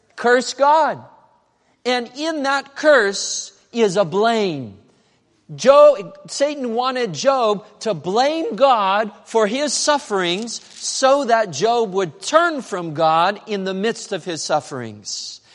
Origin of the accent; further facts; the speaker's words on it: Medford, Oregon, United States; Medford, Oregon. That's where I was born. That's where I grew up